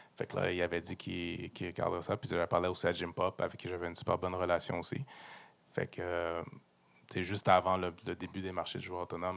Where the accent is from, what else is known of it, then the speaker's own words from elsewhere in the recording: Montreal, Quebec, Canada; je suis venu jouer aux Alouettes dans ma ville natale, où est-ce que ma famille est là, mes boys du high school sont là